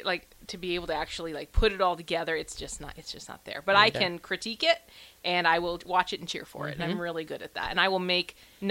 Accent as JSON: {"language": "English", "town": "Crete", "region": "Nebraska", "country": "United States", "tie": "born or raised there", "said": "I'm a farm girl. So Nebraska farm girl, again, born and raised, grew up outside of Lincoln in kind of the Lincoln Crete area, went to school in Crete."}